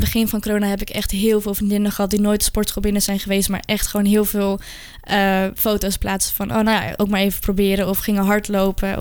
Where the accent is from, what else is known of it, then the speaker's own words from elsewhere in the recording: Amsterdam, North Holland, Netherlands; ik kom uit Amsterdam